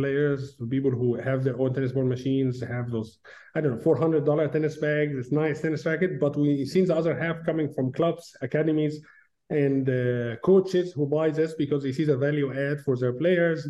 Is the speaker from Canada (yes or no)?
no; Egypt; moved away as an adult; now in Auburn, United States; when I was a kid, back in Egypt. I'm originally from Egypt.